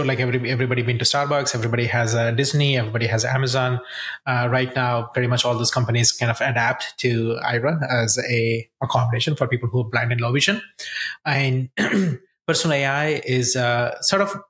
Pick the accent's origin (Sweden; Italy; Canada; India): India; moved away as an adult; also born or lived in Columbia, Missouri, United States; now in United States; I grew up in India